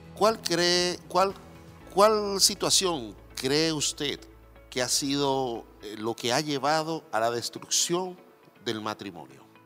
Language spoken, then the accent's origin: Spanish; Dominican Republic; now in Chile; yo soy dominicano